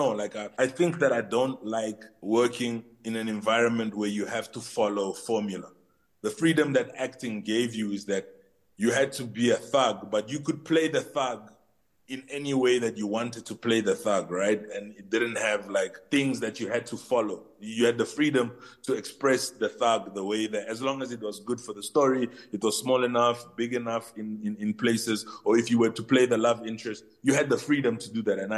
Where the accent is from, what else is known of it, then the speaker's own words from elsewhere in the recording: DR Congo; In my heart, I'm Congolese. I'm Congolese. To all the Congolese people, I am Congolese.